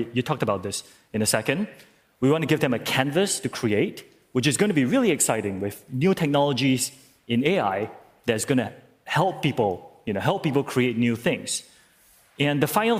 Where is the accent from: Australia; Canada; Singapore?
Singapore; I'm from Singapore